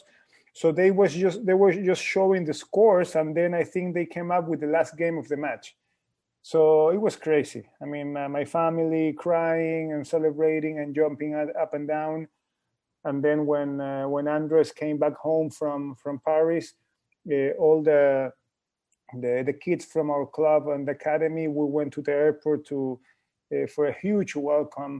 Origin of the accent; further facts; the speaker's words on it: Guayaquil, Guayas, Ecuador; my hometown in Guayaquil.